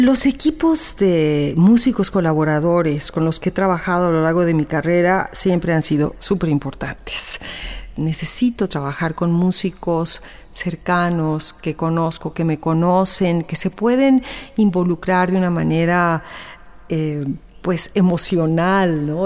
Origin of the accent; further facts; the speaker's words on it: Mexico; also born or lived in Guadalajara; como mexicanos contemporáneos que somos